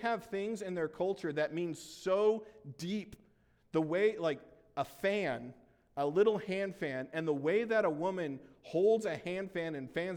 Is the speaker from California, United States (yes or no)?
yes; California, United States; moved away; I'm originally from California